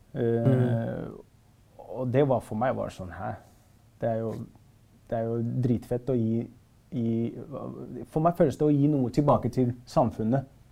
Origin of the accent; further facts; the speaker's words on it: Oslo, Norway; jeg er fra Stovner